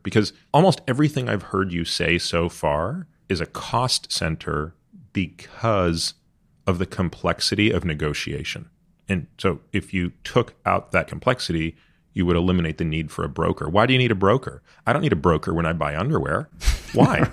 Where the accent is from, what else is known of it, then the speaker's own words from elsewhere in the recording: Canada; now in United States; I grew up in Canada